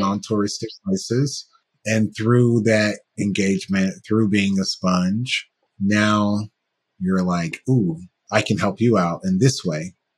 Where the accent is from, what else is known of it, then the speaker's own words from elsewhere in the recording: United States; being a black person from the US